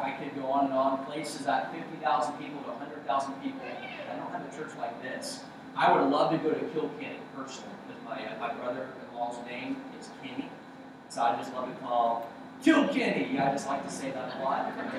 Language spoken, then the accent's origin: English; Okinawa, Japan; born there; I was born in Okinawa, Japan.